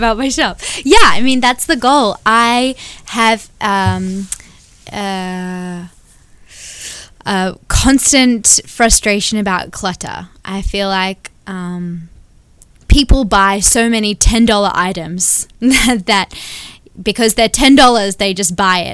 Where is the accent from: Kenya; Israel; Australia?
Australia; Sydney, New South Wales; now in Anderson, United States; we live in Anderson, South Carolina now, but I was born and raised in Sydney, Australia